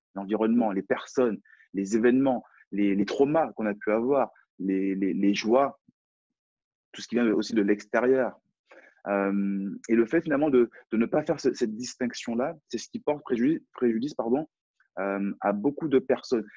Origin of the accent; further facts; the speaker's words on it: France; accent: French; J'ai un, j'ai un French accent, donc j'ai un accent français.